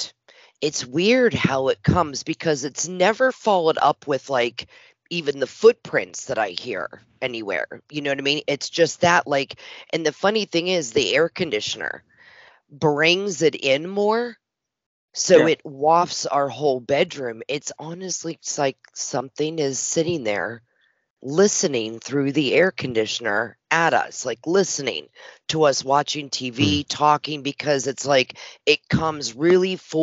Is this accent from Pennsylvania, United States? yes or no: yes; Western Pennsylvania, United States; now in Tennessee, United States; I was born and raised in Western Pennsylvania.